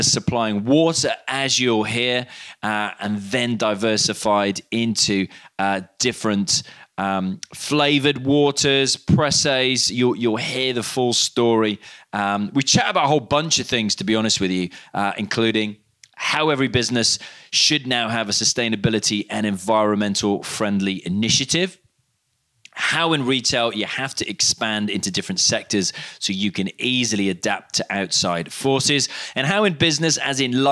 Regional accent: Cardiff, Wales, United Kingdom; moved away; I'm originally from Cardiff

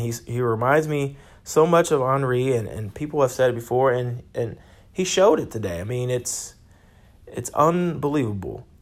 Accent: United States; I'm an American

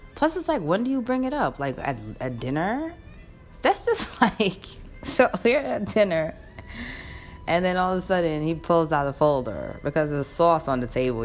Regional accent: New York, United States; I'm a New Yorker.

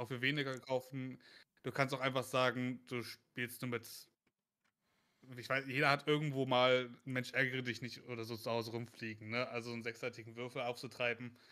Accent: Germany; accent: German; mit meinem krassen deutschen Akzent

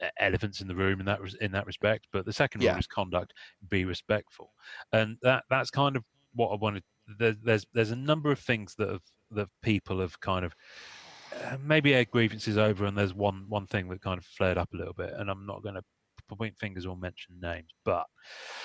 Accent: England, United Kingdom; I'm English

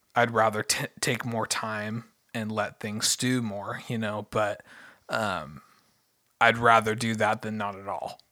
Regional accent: United States; I'm an American

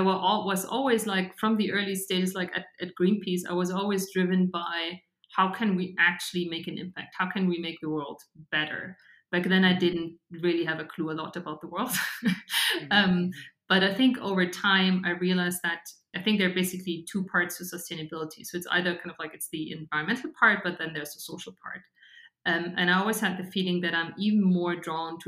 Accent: Regensburg, Bavaria, Germany; now in Munich, Germany; I grew up in Regensburg.

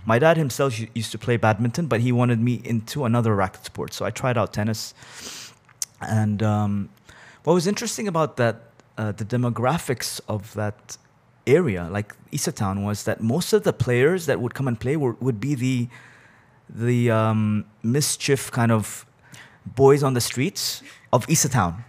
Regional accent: Bahrain; born or raised there; also born or lived in Abu Dhabi, United Arab Emirates

